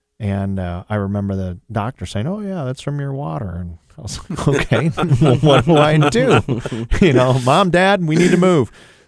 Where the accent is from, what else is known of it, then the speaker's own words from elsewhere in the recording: Sylvania, Ohio, United States; I grew up in Sylvania, Ohio, so way up north, and we had well water.